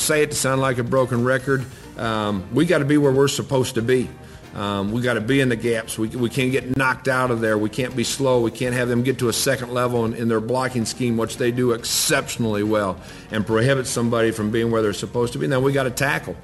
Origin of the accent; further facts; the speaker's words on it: Iowa, United States; it's my home state